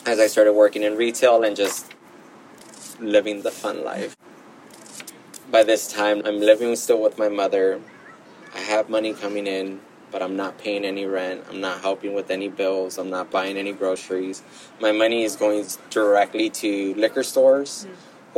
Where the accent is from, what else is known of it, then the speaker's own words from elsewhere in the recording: Gardena, California, United States; also born or lived in Los Angeles; grew up in Gardena